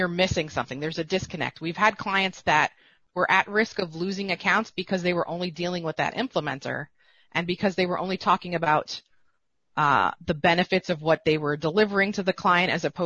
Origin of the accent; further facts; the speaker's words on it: East Coast, United States; I'm from the East Coast